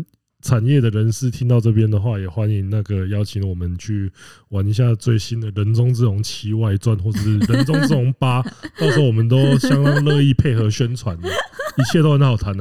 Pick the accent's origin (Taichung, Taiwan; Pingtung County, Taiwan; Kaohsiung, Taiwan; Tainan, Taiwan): Kaohsiung, Taiwan; 啊，因为我是高雄人了。